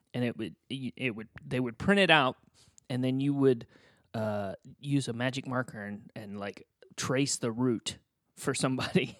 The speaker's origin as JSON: {"language": "English", "town": "Boonville", "region": "Indiana", "country": "United States", "tie": "born or raised there", "also_born_or_lived": "Terre Haute, Indiana / Wilmington, North Carolina", "moved": "as an adult", "said": "Booneville, Indiana. That's, that was my hometown. That's where I grew up"}